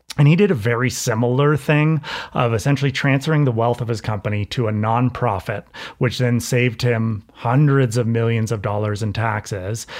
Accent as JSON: {"language": "English", "country": "United States", "said": "an American culture that is so obsessed with winning"}